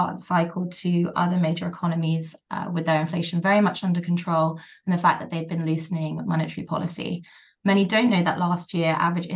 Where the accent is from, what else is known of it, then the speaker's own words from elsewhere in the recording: Thailand; moved away; So I grew up in Thailand, and aside from COVID, I go back annually.